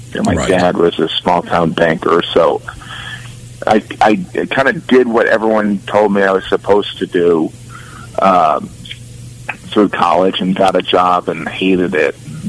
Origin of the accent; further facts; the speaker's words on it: Indiana, United States; also born or lived in Illinois; I was born actually in Illinois, and we moved to the suburbs of Gary in Indiana, and so it was much more of an urban setting